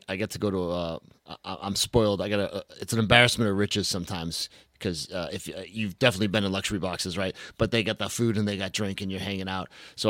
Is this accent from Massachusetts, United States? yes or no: yes; Massachusetts, United States; I am from Massachusetts